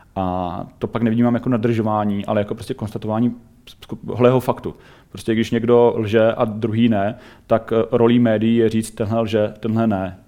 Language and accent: Czech; Czechia; my jako Češi